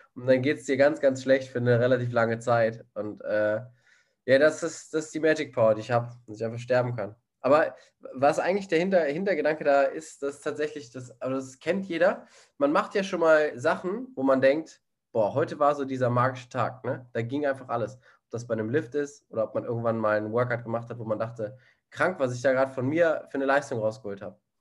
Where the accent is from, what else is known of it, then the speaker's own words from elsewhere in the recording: Germany; Ich als einziger Deutscher